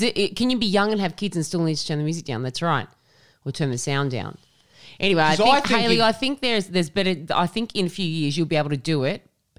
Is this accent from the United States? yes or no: no; Tamworth, New South Wales, Australia; I'm from Tamworth, so talking about stuff that happens here is so funny